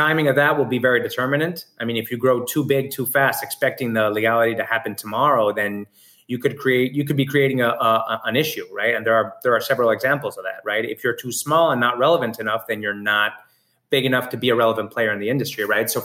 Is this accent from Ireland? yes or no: no; Argentina; also born or lived in New York; now in California, United States; I grew up in Argentina